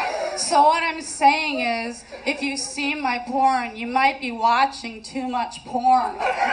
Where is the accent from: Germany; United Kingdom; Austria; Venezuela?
United Kingdom; England; I'm originally from England. I lost my accent.